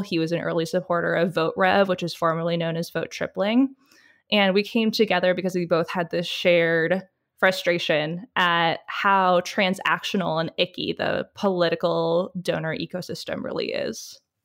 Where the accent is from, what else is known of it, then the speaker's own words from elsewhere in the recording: Michigan, United States; moved away; coming from Michigan